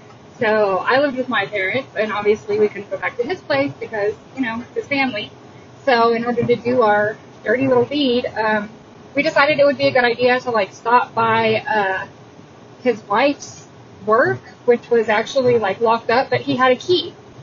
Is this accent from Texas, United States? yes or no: yes; Texas, United States; I'm from Texas. And you'll notice I don't talk that bass.